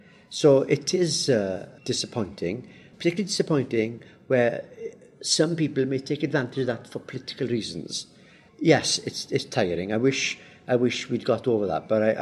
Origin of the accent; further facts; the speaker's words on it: Wales, United Kingdom; first language Welsh; English is a second language; People say, do you speak Welsh to children? Yes, all the time. Yes, you know, because it's my first language.